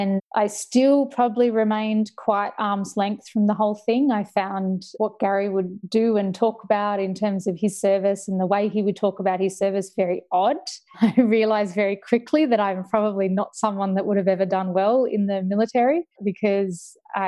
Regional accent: Gold Coast, Queensland, Australia; I told him I was from the Gold Coast.

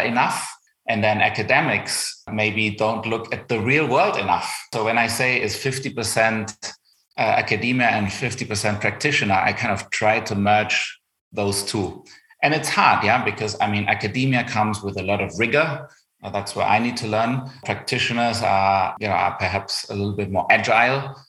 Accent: Germany; accent: German; English is a second language; you spot my German accent. So I grew up in Germany. My dad's from Argentina

